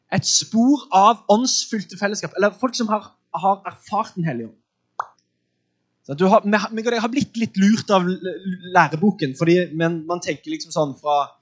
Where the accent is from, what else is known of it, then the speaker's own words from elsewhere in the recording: Sandnes, Rogaland, Norway; jeg er fra Sandnes